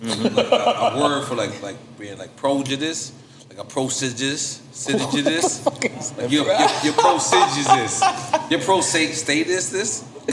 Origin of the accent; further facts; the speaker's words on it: the South, United States; I'm being from the South.